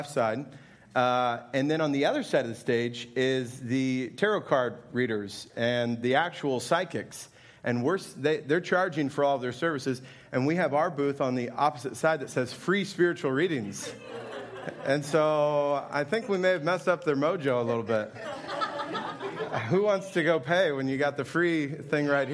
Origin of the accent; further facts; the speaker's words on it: Indianapolis, Indiana, United States; now in Altamonte Springs, United States; I'm from Indianapolis